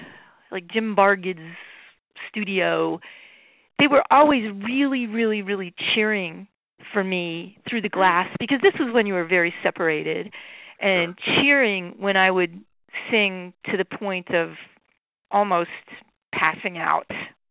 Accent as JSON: {"language": "English", "country": "Ireland", "said": "No, I'm so Irish, and Pepe was so Italian, I think."}